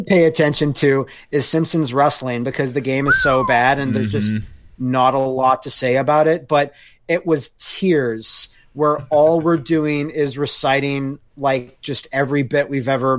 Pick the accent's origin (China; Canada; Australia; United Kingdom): Canada; Us Canadians all tucked away down there